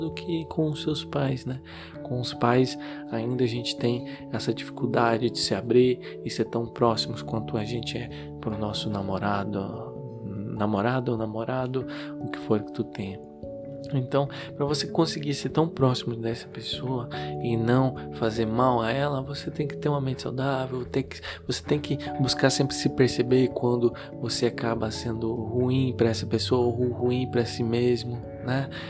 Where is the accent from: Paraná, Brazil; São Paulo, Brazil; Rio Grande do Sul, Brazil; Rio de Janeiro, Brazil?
Paraná, Brazil; Curitiba; eu sou de Curitiba